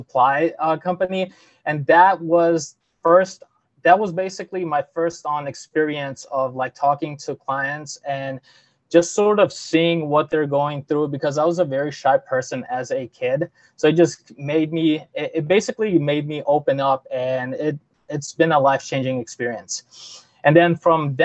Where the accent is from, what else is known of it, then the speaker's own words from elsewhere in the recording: St. Louis, Missouri, United States; also born or lived in Zvornik, Bosnia and Herzegovina / Germany; I was born in Zvornik, which is, well, technically it's Kula Grad, but it's like Zvornik in 1992. And then me and my parents ended up going out to Germany with a refugee program that they had. And then basically from there on out, I lived there for a little while and came to St. Louis in 2001